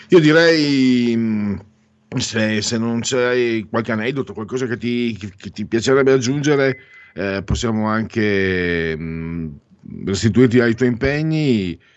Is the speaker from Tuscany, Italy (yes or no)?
no; Friuli-Venezia Giulia, Italy; also born or lived in Veneto; sono mezzo vento, mezzo friulano, comunque vengo dal Friuli